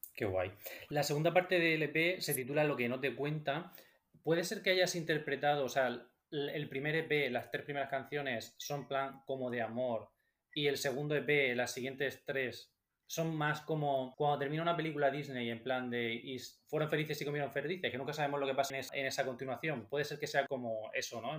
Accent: Region of Murcia, Spain; siendo nosotros de Murcia

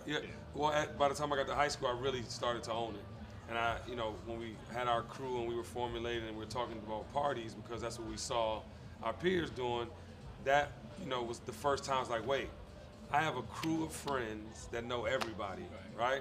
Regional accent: Washington, District of Columbia, United States; I'm from Washington D.C.

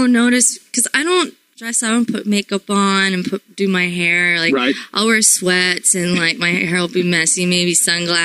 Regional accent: Florida, United States; I'm from Florida

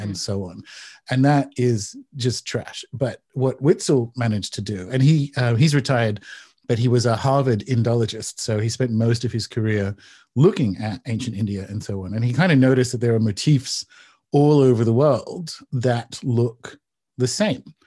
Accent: Newcastle, New South Wales, Australia; Newcastle, Australia. So it's about two hours north of Sydney.

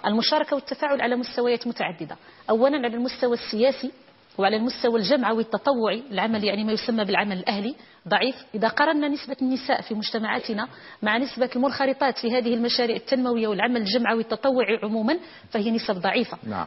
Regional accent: Morocco; في المغرب الآن لدينا

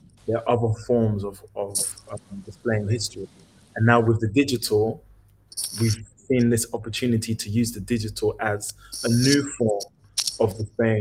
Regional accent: Nigeria; I'm Nigerian

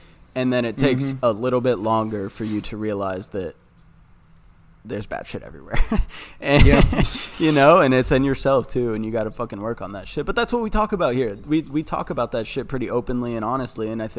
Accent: Columbus, Ohio, United States; growing up in Columbus, Ohio, as each of us did

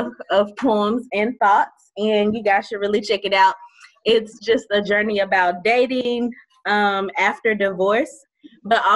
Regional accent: Mobile, Alabama, United States; growing up in Mobile

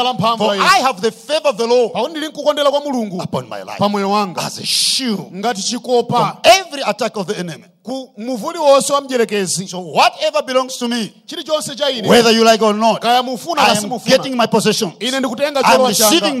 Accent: Malawi; I come from the Mozambique border

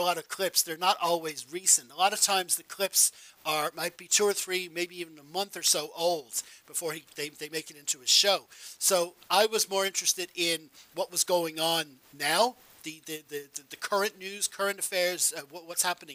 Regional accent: Ireland; also born or lived in United States; I was born in America, moved to Ireland when I was a kid

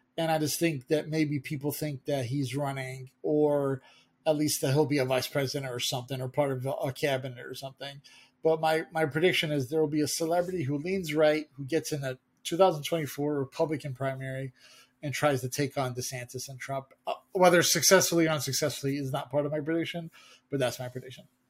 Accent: United States; as an American

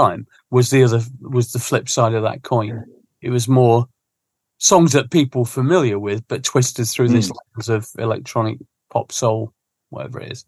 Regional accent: Sheffield, Yorkshire and the Humber, United Kingdom; now in London, United Kingdom; growing up in Sheffield

